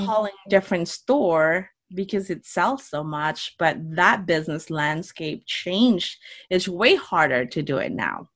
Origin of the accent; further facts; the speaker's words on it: Philippines; moved away as an adult; now in United States; I grew up in the Philippines. I actually moved out to United States right after college.